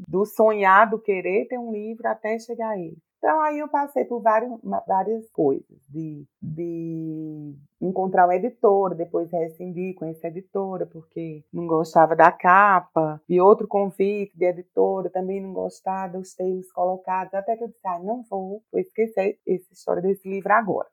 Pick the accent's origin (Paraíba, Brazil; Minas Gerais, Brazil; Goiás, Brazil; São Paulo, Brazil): Paraíba, Brazil; Campina Grande; moved away as an adult; now in Brasília, Brazil; eu sou paraibana, nordestina